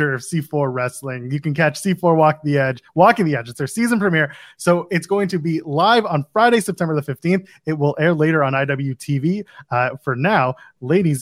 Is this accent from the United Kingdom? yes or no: no; Ottawa, Ontario, Canada; moved away as an adult; I grew up in Ottawa. I grew up in Nepean. I grew up in the West End.